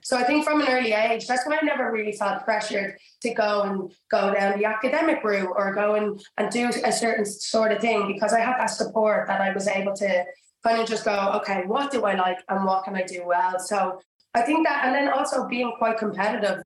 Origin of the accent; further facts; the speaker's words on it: Dublin, Leinster, Ireland; moved away as an adult; also born or lived in Georgia, United States; now in London, United Kingdom; I grew up in Dublin in Ireland